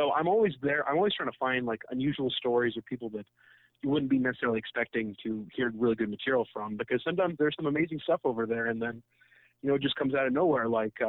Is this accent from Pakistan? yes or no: yes; Karachi, Sindh, Pakistan; So I grew up in Karachi, huge city, very metropolitan.